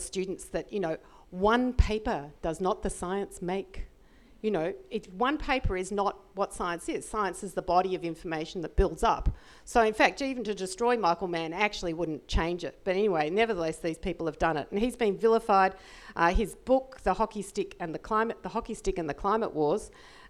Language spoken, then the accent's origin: English; Australia; I'm an Australian